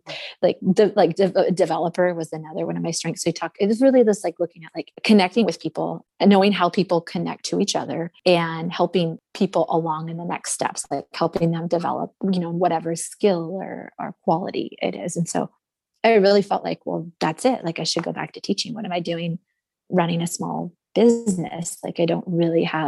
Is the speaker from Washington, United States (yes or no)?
yes; Forks, Washington, United States; I grew up in Forks